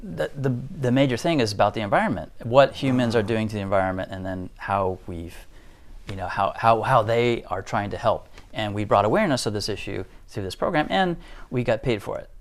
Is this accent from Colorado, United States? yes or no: yes; Denver, Colorado, United States; moved away as an adult; also born or lived in Tokyo, Japan; now in Japan; I went back to my hometown in Denver